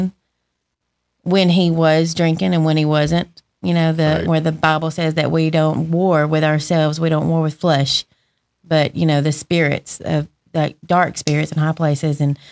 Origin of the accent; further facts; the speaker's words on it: Randolph County, Alabama, United States; also born or lived in Woodland, Alabama / Roanoke, Alabama; I grew up in Randolph County